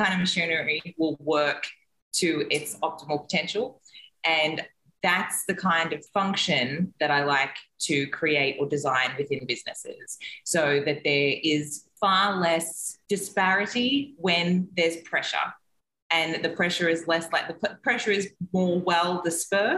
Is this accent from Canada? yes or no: no; Australia; now in Mexico; I am an Australian who is currently living in Mexico